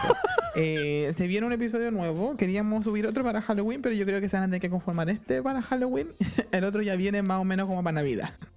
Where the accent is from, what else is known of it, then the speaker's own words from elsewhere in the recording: Santiago, Santiago Metropolitan Region, Chile; yo estudié en uno de, no voy a decir en cuál, pero en uno de los colegios de Don Bosco de Santiago, de los salesianos